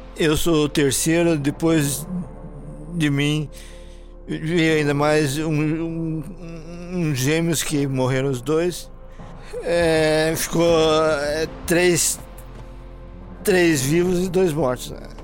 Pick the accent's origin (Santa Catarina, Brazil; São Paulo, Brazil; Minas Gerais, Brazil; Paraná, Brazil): Paraná, Brazil; Curitiba; Eu tenho 58 anos, eu nasci em Curitiba.